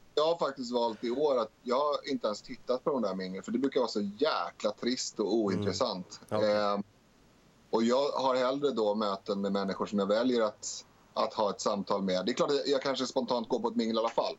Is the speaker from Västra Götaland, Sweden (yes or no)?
no; Stockholm, Stockholm County, Sweden; jag är född i Rinkeby